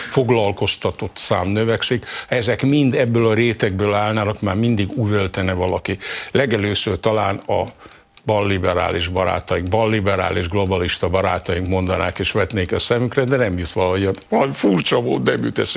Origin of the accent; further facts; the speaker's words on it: Zala, Hungary; én Zalai vagyok